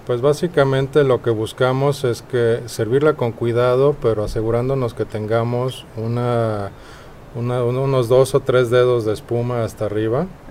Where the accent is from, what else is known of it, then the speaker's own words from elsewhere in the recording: Mexico City, Mexico; accent: chilango; also born or lived in Denmark; nací en Dinamarca, pero crecí en México